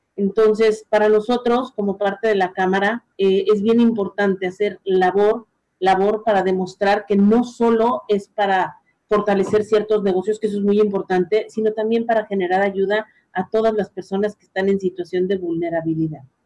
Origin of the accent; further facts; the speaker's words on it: Mexico; como mexicanos